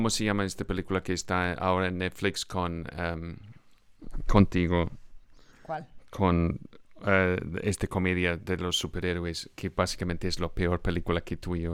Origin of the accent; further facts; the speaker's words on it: Scotland, United Kingdom; soy de Escocia